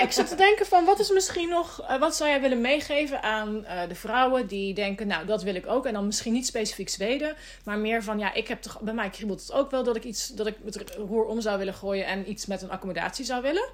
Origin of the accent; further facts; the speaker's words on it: Netherlands; moved away as an adult; now in Sweden; toen ik nog in Nederland woonde.